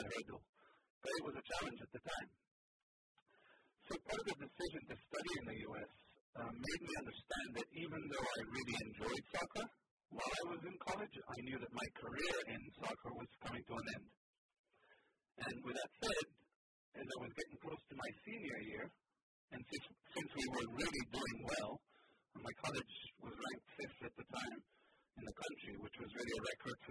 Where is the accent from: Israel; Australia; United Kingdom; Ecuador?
Israel; first language Hebrew; English is a second language; moved away as an adult; also born or lived in Boston, United States; now in United States; Israel, my home country